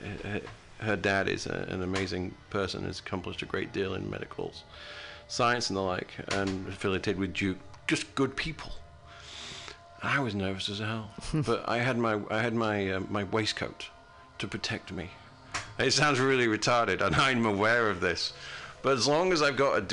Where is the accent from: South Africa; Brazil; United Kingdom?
United Kingdom; moved away as an adult; now in United States; I'm from a British country, I'm from Great Britain.